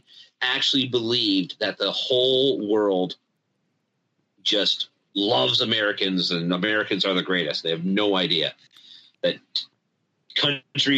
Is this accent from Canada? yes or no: yes; Canada; for being Canadian